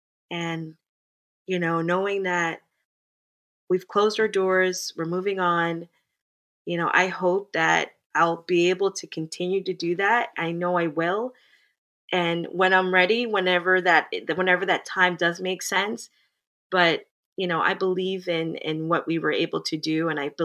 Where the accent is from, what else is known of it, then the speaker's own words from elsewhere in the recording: Jamaica; being I'm a Jamaican woman and my husband is a Greek background.